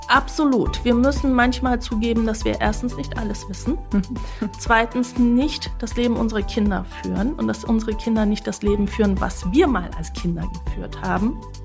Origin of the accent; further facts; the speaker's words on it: Senden, Bavaria, Germany; German is a second language; Ich bin aufgewachsen in Senden bei Neu-Ulm.